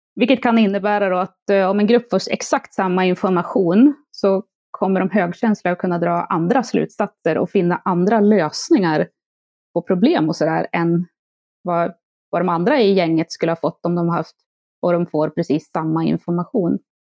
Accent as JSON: {"language": "Swedish", "town": "Järvsö", "region": "Gävleborg County", "country": "Sweden", "tie": "born or raised there", "also_born_or_lived": "Stockholm", "moved": "yes", "said": "jag är född och uppvuxen i Järvsö"}